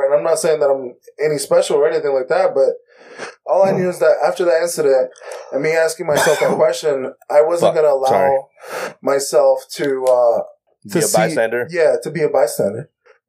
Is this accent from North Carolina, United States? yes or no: yes; North Carolina, United States; I'm from North Carolina, and I'm an analyst